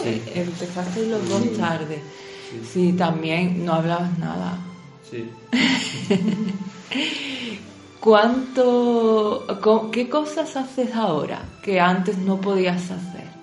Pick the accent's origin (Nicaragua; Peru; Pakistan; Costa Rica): Pakistan; Spanish is a second language; moved away as an adult; now in Spain; Soy de Pakistán.